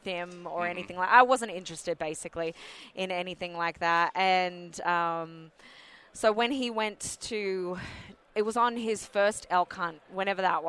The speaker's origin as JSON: {"language": "English", "country": "Australia", "said": "I'm only just like Australian. So my dad was born in England"}